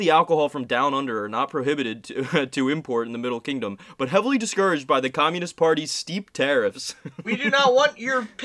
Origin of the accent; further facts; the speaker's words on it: Ireland; Yeah, the Irish are a hive mind. I'm allowed to say this because I'm Irish.